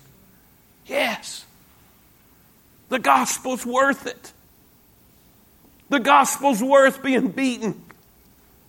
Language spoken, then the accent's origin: English; United States; accent: redneck; I'm from the U.S.